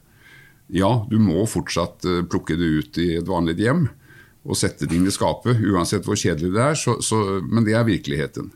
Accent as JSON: {"language": "Norwegian", "country": "Sweden", "also_born_or_lived": "Gothenburg", "second_language": "Norwegian", "moved": "yes", "lives_now": "Norway", "said": "Som ni hører, så er jeg jo fra Sverige"}